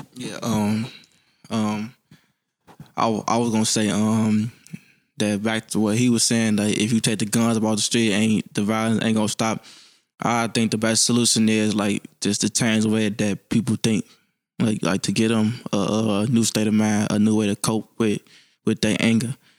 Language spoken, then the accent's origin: English; Chicago, Illinois, United States; I'm from Chicago, Illinois, Southside. I grew up on, um, eighty-first and Sangamon